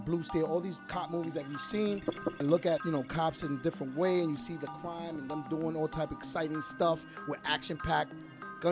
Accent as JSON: {"language": "English", "town": "New York City", "region": "New York", "country": "United States", "tie": "born or raised there", "said": "I'm from the Bronx, born and raised."}